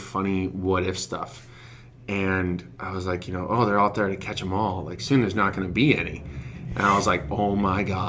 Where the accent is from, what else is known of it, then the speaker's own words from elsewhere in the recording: Reno, Nevada, United States; moved away; I grew up in Reno